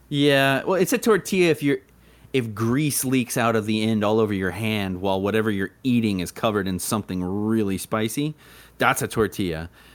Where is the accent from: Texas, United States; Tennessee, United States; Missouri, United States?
Texas, United States; I was from Texas